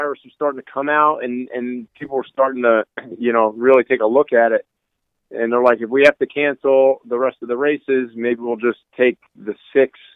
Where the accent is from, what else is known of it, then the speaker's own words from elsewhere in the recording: Northeast, United States; I'm from the Northeast